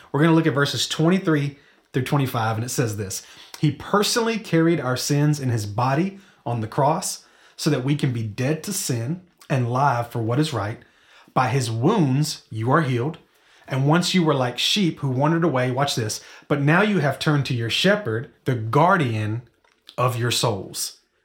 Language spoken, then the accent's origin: English; Memphis, Tennessee, United States; I'm from Memphis